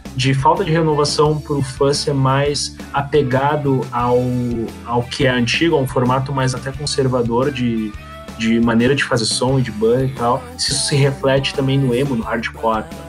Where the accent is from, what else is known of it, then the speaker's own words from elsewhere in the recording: Gaúcho, Rio Grande do Sul, Brazil; como bons gaúchos